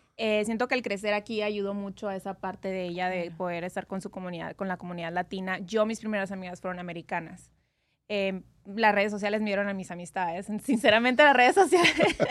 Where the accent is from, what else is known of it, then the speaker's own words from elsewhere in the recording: Hermosillo, Sonora, Mexico; now in Las Vegas, United States; Yo soy de Sonora, México. Hermosillo.